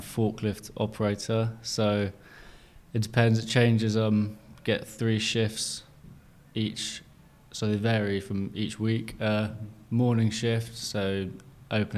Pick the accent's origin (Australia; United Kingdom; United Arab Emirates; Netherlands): United Kingdom; Penzance, South West England; moved away as an adult; now in London, United Kingdom; Born and raised in Penzance, PZ